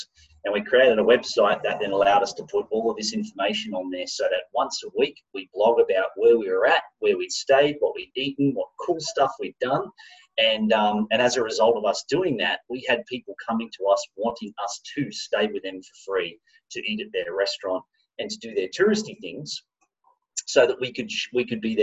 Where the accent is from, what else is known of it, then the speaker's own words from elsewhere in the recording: Australia; moved away as an adult; also born or lived in Japan; I'm Australian